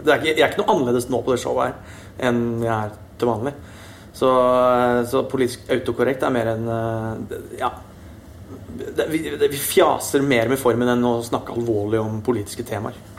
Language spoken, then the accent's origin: Norwegian; Østfold, Norway; siden jeg kom fra Østfold. Ja. Vokst opp eh, nære grensa, kan litt svensk.